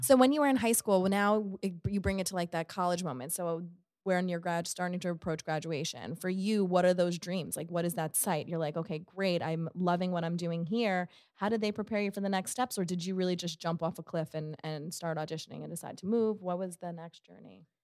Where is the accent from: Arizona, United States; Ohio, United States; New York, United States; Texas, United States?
New York, United States; New York City; I'm a Queens girl myself.